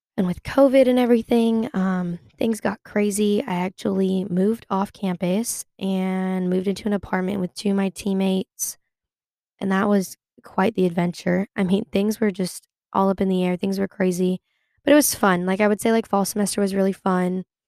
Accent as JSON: {"language": "English", "town": "Sacramento", "region": "California", "country": "United States", "moved": "as an adult", "lives_now": "Chapel Hill, United States", "said": "I am from Sacramento, California. I am currently in Chapel Hill, North Carolina"}